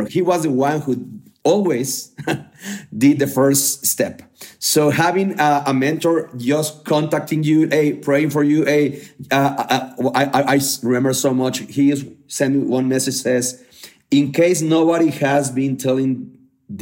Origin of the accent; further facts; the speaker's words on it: Mexico; from Mexico